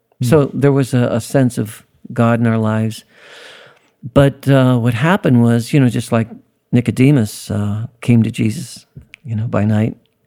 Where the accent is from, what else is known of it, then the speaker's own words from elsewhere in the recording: Youngstown, Ohio, United States; I was born in Youngstown, Ohio, Northside Hospital, in 1951, March